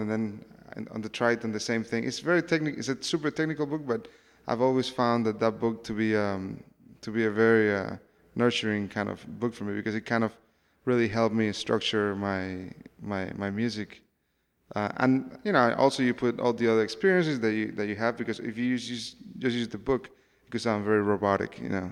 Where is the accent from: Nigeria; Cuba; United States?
Cuba; I come from Cuba